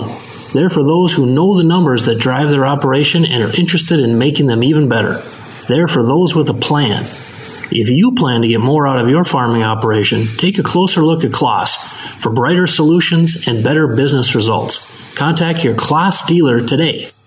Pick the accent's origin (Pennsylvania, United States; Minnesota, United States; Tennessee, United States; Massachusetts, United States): Minnesota, United States; Benson; my hometown of Benson, Minnesota